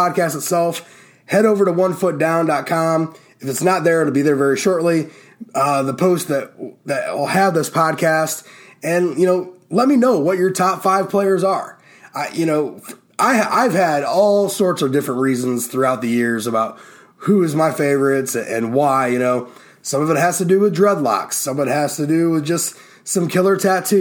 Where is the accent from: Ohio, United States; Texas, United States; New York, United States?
Ohio, United States; My home state